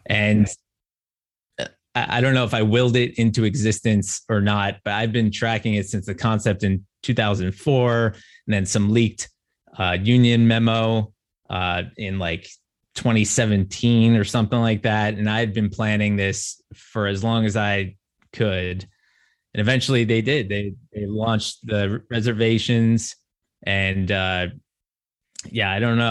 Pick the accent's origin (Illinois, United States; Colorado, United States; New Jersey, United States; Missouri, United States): New Jersey, United States; moved away as an adult; I grew up in New Jersey